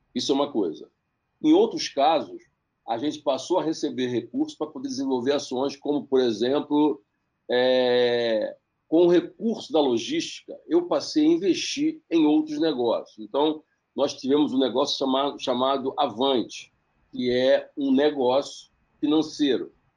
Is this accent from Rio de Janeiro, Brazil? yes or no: yes; Baixada Fluminense, Rio de Janeiro, Brazil; Eu sou da Baixada Fluminense, eu sou, do, eu sou do Rio de Janeiro